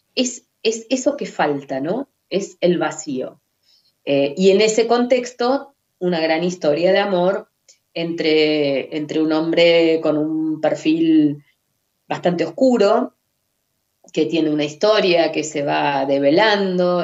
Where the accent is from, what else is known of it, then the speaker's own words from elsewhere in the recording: Mar del Plata, Buenos Aires Province, Argentina; Nací en Mar del Plata, vivo acá desde entonces